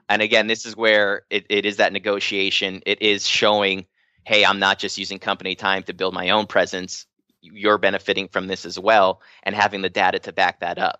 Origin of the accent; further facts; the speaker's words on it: Hawaii, United States; I'm from Hawaii